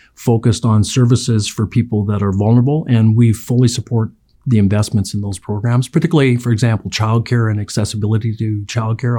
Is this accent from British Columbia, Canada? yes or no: yes; Chilliwack, British Columbia, Canada; I was a kid growing up in Chilliwack